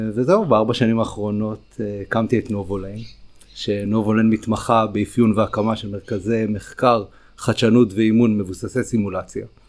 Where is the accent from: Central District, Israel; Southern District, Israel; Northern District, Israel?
Southern District, Israel; Ashkelon; גדלתי באשקלון